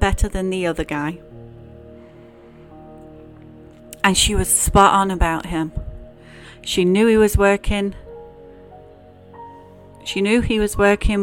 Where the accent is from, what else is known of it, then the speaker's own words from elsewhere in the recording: England, United Kingdom; now in United States; growing up in England and going to church